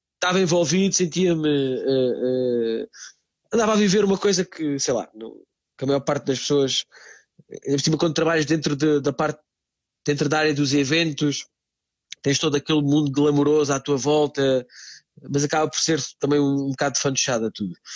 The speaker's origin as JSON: {"language": "Portuguese", "town": "Montemor-o-Novo", "region": "Alentejo", "country": "Portugal", "tie": "born or raised there", "also_born_or_lived": "Lisbon", "moved": "as an adult", "lives_now": "Branca, Portugal", "said": "eu sou, sou alentejano. Uh, passei toda a minha infância uh, no Alentejo, numa cidade chamada Monte, de, Montemor Novo."}